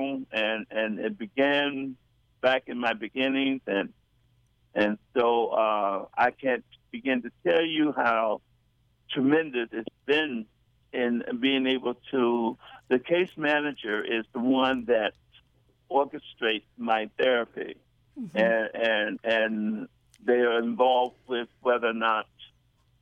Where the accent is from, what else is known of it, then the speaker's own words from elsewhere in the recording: Chicago, Illinois, United States; I was born in Chicago